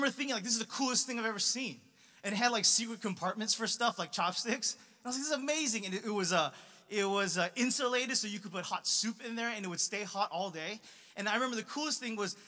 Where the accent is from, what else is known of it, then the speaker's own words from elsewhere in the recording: Los Angeles, California, United States; I grew up in Los Angeles, in a suburb of LA, primarily Asian